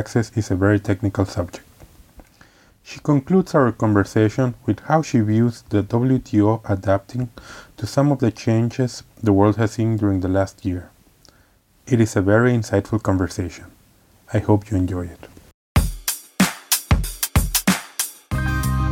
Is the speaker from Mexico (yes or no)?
yes; Mexico; moved away; originally from Mexico, but I feel like a global citizen